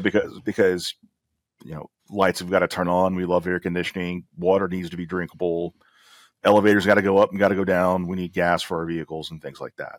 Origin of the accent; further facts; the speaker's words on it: Alabama, United States; I'm from Alabama